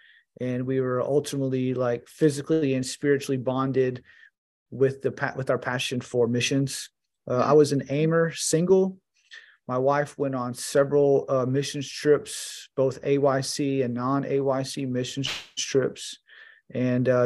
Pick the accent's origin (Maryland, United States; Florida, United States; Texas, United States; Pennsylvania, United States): Texas, United States; Houston; I am from Texas and I live in Texas